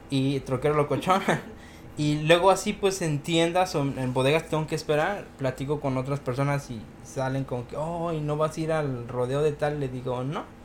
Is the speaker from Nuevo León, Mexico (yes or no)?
no; Mexico City, Mexico; soy del Def